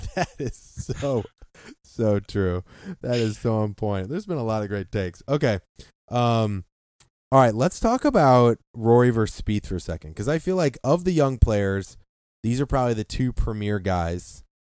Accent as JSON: {"language": "English", "country": "United States"}